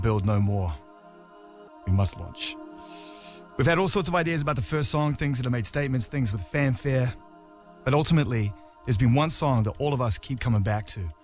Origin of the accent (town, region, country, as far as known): Netherlands